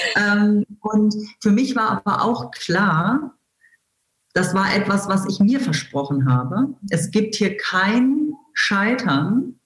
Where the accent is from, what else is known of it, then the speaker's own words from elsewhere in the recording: Wolfsburg, Lower Saxony, Germany; ich bin tatsächlich in Wolfsburg geboren und lebe hier äh, immer noch